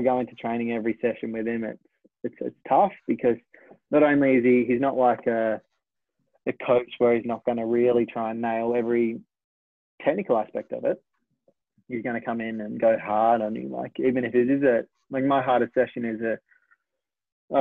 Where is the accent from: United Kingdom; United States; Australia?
Australia